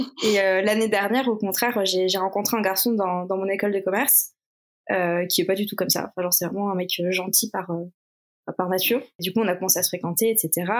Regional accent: Toulouse, Occitania, France; moved away; also born or lived in Paris; à la base, je viens de Toulouse, j'habitais pas du tout Paris à cette époque-là

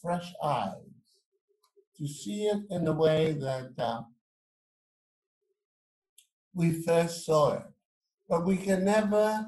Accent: St. Lucia; I was born in St. Lucia

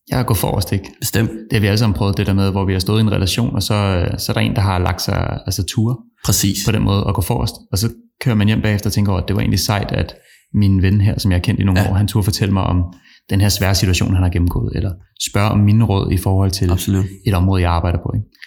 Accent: Copenhagen, Capital Region of Denmark, Denmark; vokset op inde på Rådhuspladsen og er københavner

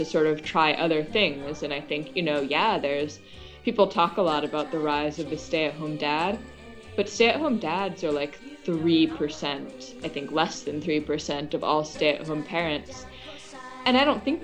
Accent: Chapel Hill, North Carolina, United States; also born or lived in Sydney, Australia / Massachusetts / New Mexico; I'm from North Carolina, so I had come back down to my hometown of Chapel Hill

